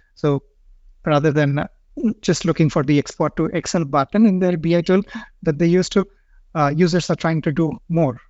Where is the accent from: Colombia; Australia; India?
India; moved away as an adult; now in Stockholm, Sweden; I'm from India and I've been living in Stockholm for the past, uh, five years